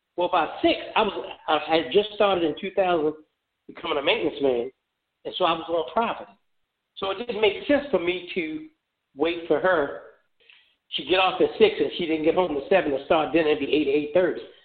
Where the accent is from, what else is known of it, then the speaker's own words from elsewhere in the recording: Baltimore, Maryland, United States; moved away as an adult; also born or lived in Memphis, Tennessee; now in Phoenix, United States; that is my home city